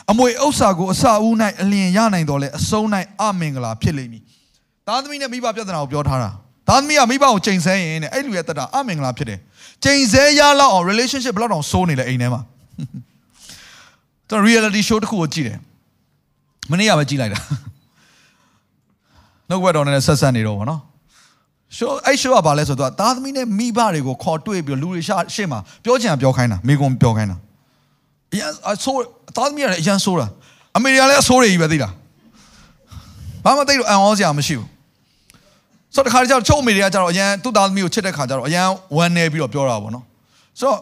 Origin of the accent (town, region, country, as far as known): Myanmar